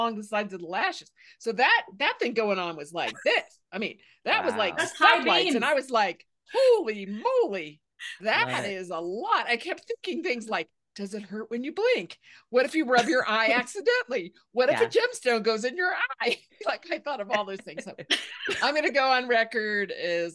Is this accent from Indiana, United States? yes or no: yes; Indiana, United States; I'm from Indiana. We're simple folks there